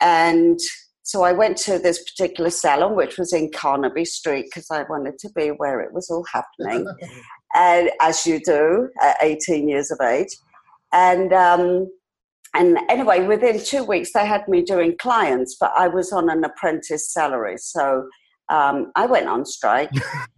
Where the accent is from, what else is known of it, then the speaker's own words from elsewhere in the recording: London, United Kingdom; I was born in London and raised in London, in England, because I believe there's another London in Canada.